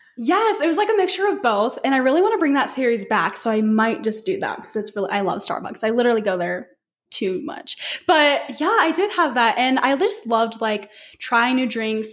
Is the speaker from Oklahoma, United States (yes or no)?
no; Las Vegas, Nevada, United States; moved away; I'm actually from Las Vegas